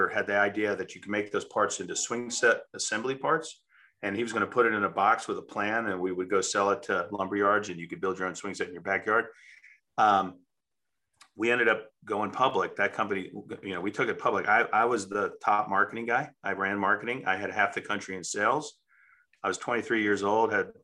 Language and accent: English; United States